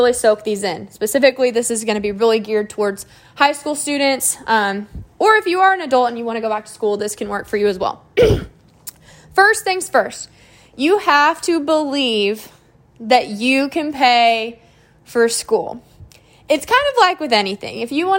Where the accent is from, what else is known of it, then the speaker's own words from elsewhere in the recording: Moore, Oklahoma, United States; I'm from Moore, so this school is about 20 minutes away